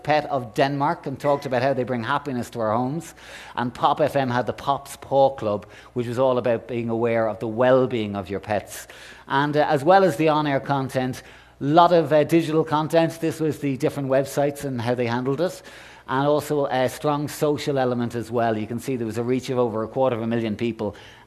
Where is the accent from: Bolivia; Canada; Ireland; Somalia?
Ireland; I'm Irish